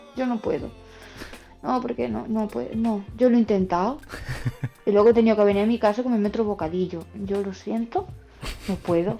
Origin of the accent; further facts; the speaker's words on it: Baños de la Encina, Andalusia, Spain; la tienda física está en mi pueblo, que es Baños de la Encina, en Jaén